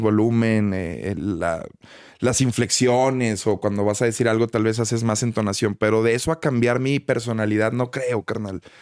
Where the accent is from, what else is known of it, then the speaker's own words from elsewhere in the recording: Monterrey, Nuevo León, Mexico; Nuevo León, carnal, que es de donde soy, de Monterrey.